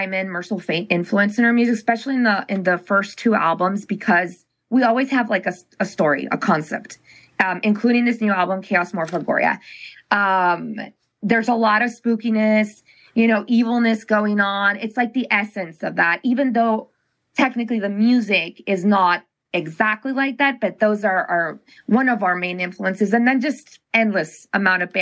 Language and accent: English; Cochabamba, Bolivia; now in Fort Lauderdale, United States; We're from Bolivia, Cochabamba, Bolivia